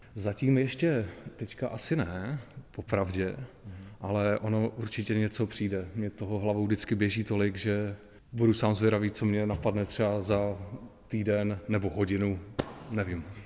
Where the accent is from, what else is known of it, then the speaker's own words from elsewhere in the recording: Zlín, Zlín Region, Czechia; po těch 42 letech, co tady žiju